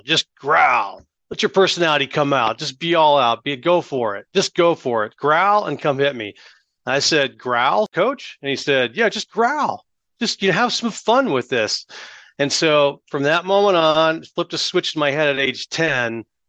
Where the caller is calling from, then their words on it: Austin, Texas, United States; Austin, Texas. Out west of Austin, Texas.